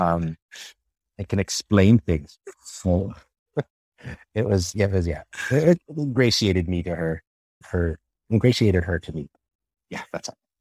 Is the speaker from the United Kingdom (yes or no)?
no; Toronto, Ontario, Canada; moved away as an adult; growing up in Toronto, with the immigrant family